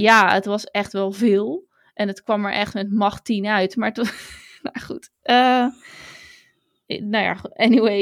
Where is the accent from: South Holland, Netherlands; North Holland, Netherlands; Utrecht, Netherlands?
South Holland, Netherlands; Hazerswoude-Dorp; Want ja, ik kom niet uit Zoetermeer. Ik kom uit Hazerswoude dorp.